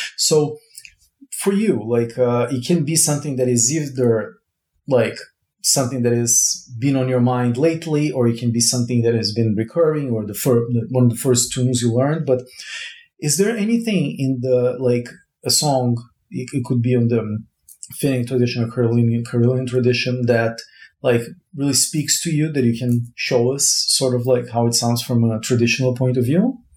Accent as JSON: {"language": "English", "country": "Brazil", "tie": "born or raised there", "moved": "yes", "said": "I was born in Brazil"}